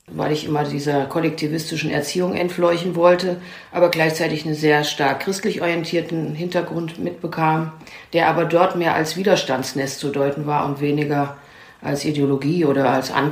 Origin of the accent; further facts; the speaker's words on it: Germany; born there; Also ich bin in einem Kontext geboren in der DDR.